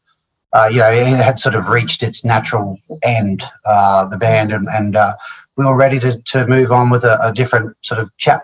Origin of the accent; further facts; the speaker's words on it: Mackay, Queensland, Australia; also born or lived in Brisbane; I'm originally from Mackay in North Queensland, or sort of central North Queensland sort of thing. I came to Brizzy when I was around 11.